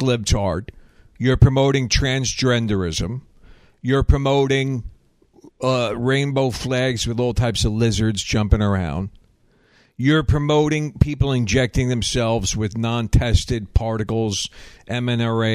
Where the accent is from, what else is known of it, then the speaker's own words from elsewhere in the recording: the South, United States; I'm a Southerner